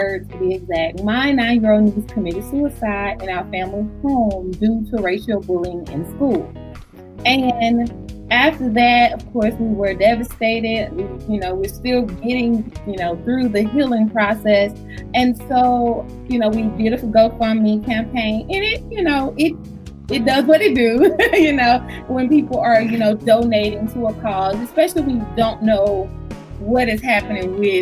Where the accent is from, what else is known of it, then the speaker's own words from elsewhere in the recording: Alabama, United States; now in Georgia, United States; But we are from Alabama in a small town, so everybody knew everybody.